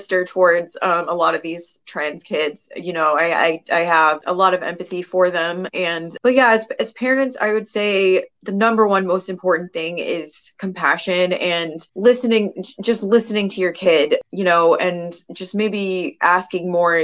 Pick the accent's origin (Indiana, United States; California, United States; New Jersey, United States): California, United States; California Senate, my home state